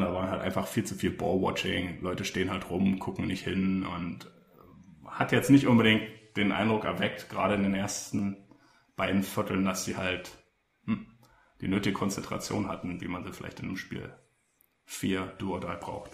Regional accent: Berlin, Germany; als Berliner

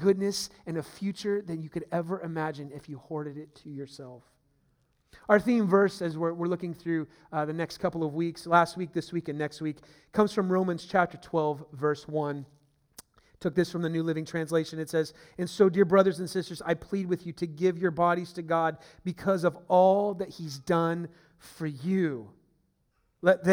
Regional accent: Steubenville, Ohio, United States; also born or lived in San Francisco Bay Area, California; now in Northern Virginia, United States; where my hometown is, where my family was, the roots are in Steubenville, Ohio

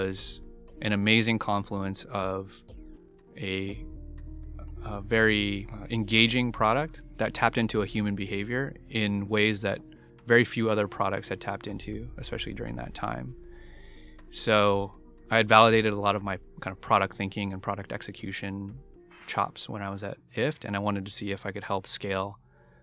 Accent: United States; I was born and raised in the United States

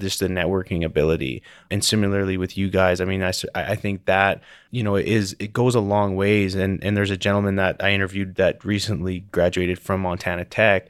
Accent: Calgary, Alberta, Canada; also born or lived in Denver; I'm from Calgary

